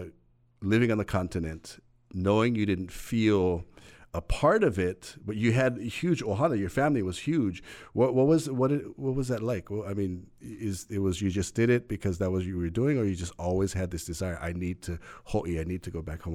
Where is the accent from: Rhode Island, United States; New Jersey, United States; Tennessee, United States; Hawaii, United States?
Hawaii, United States; As a Kanaka, as a Hawaiian, pule to us is if you can explain in your mana'o.